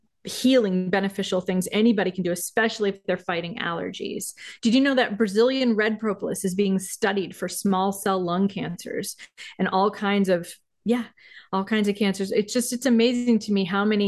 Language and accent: English; Maine, United States; I grew up in Maine